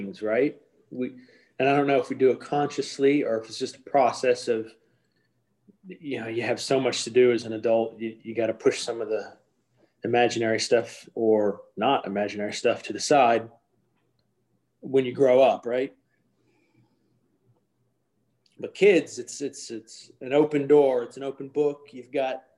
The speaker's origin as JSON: {"language": "English", "region": "Midwest", "country": "United States", "tie": "born or raised there", "said": "I grew up in the Midwest"}